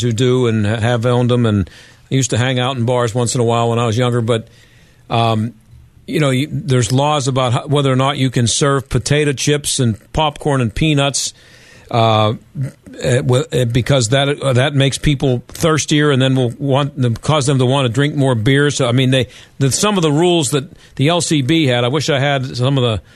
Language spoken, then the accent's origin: English; Pennsylvania, United States; I've lived in Pennsylvania most of my life